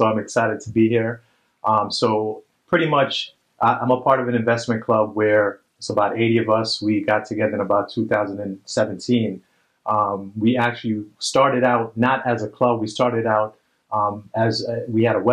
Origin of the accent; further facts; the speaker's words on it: New York City, New York, United States; I'm from Brooklyn